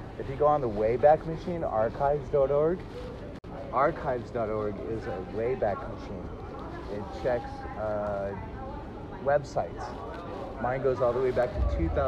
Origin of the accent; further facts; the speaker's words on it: United States; An American poet right here in the flesh